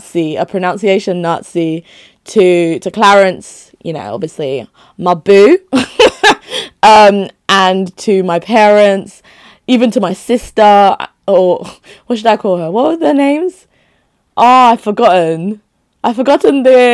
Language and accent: English; Nigeria; moved away; So home being Nigeria, because I'd only just moved here, right?